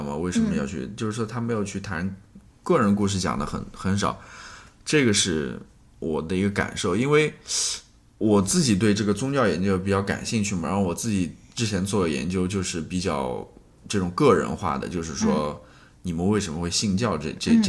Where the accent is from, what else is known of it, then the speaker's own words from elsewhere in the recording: Danyang, Jiangsu, China; accent: Danyang dialect; 因为我们那边土话